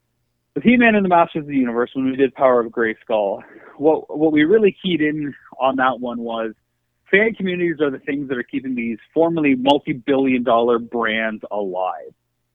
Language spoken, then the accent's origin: English; Canada; But I do think being Canadian, it has built in a sense of being an outsider.